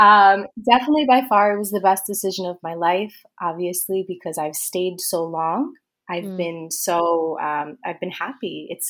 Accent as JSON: {"language": "English", "region": "East Coast", "country": "United States", "moved": "as an adult", "lives_now": "Malaga, Spain", "said": "So a little bit about myself. Obviously … I am from the USA. I'm from the East Coast."}